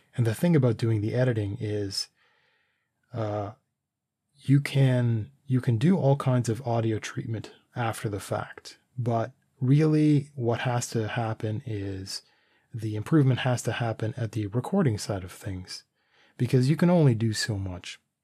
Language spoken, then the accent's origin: English; Canada; we're Canadian